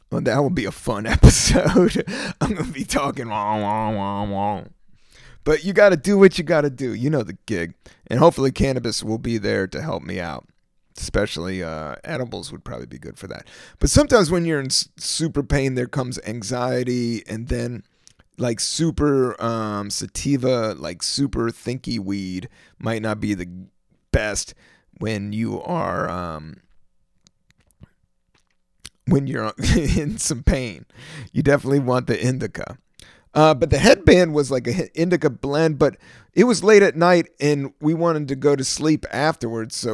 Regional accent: East Coast, United States; growing up in the East Coast in America

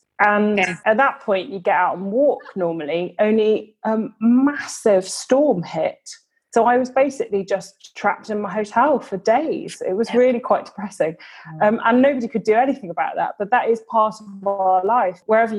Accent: Liverpool, North West England, United Kingdom; accent: Scouse; I'm only from Liverpool.

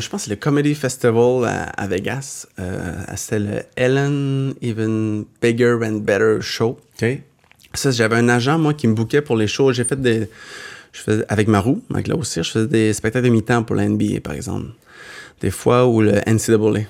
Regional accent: Quebec, Canada; accent: québécois; j'ai un petit accent québécois

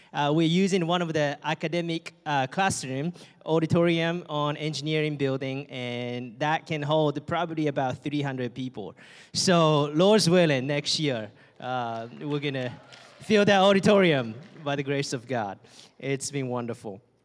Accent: Japan; English is a second language; moved away as an adult; my friends and families back home and in Japan

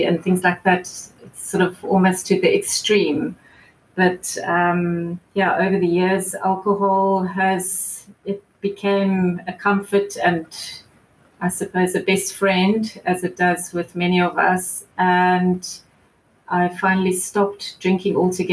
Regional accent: Johannesburg, Gauteng, South Africa; moved away as an adult; now in Cape Town, South Africa; I grew up in Joburg

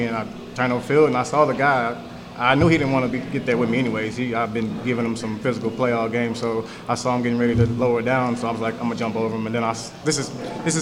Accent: Caldwell, Texas, United States; now in San Antonio, United States; I'm from Caldwell, Texas, 979

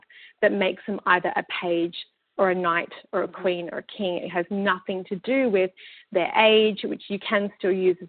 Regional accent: Australia; now in Vancouver, Canada; I live in Vancouver and I come from Australia, very multicultural.

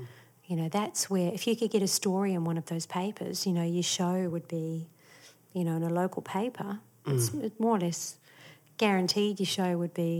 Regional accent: New Zealand; there was some great talent growing up in New Zealand as well. So it sort of did teach you to not be too full of yourself.

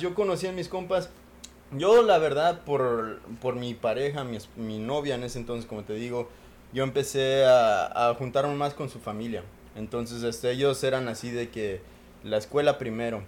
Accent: Mexico; now in United States; Raúl y yo pues crecimos en México

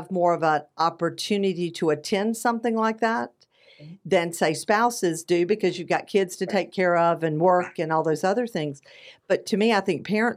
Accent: Southern, United States; accent: Southern; now in Phoenix, United States; my Southern accent

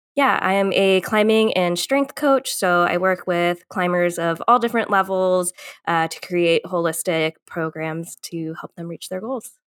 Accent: Northern Virginia, United States; moved away as an adult; also born or lived in Colorado; now in Chattanooga, United States; I grew up in Northern Virginia

